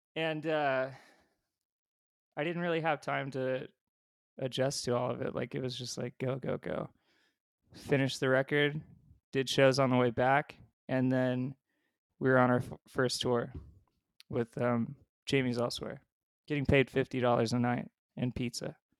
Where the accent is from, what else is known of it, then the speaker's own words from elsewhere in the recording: Ridgecrest, California, United States; also born or lived in San Diego, California; by that time I was out of San Diego and in this really small town in the desert where the, it was called Ridgecrest, California.